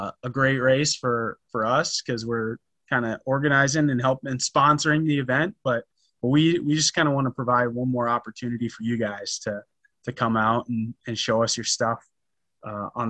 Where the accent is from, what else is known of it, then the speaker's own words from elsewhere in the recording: North Dakota, United States; I'm proud to be from North Dakota